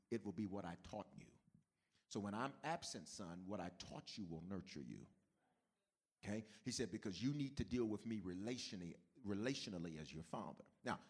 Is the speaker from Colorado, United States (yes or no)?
yes; Denver, Colorado, United States; I'm new. It's my first time. I'm from Denver. We don't touch people.